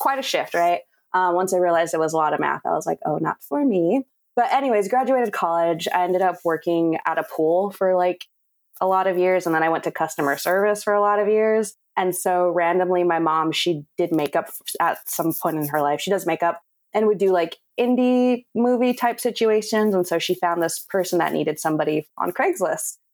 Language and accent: English; Whittier, California, United States; now in Los Angeles, United States; I grew up in Whittier, which is maybe like 30 minutes outside of LA.